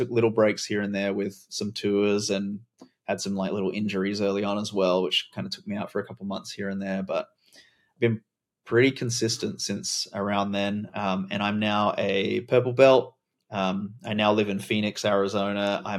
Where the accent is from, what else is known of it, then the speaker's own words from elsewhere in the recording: Adelaide, South Australia, Australia; I was born in Adelaide, South Australia, grew up in Australia, moving around a lot, lived in a bunch of different places, regional, rural, cities.